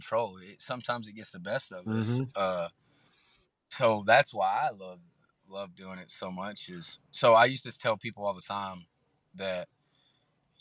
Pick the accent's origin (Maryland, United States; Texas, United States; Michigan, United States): Texas, United States; born or raised there